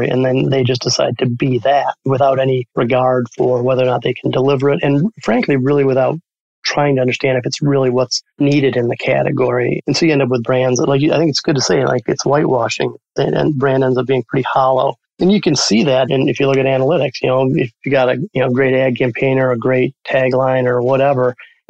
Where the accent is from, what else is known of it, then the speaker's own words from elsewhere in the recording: Dearborn, Michigan, United States; I grew up in Dearborn